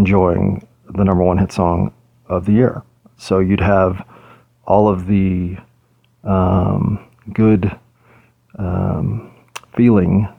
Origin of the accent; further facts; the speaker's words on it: United States; as an American